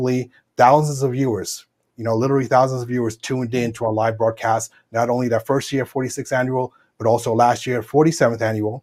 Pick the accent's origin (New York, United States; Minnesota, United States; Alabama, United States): New York, United States; New York City; also born or lived in Dallas, Texas; I was born in New York City, Brooklyn, New York, to be exact. So I've been here virtually all my life